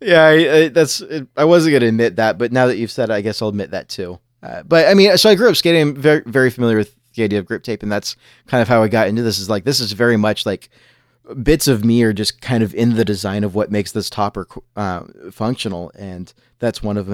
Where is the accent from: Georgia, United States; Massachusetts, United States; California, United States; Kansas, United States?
California, United States; Southern; now in Washington, United States; I grew up in Southern California, and I grew up skating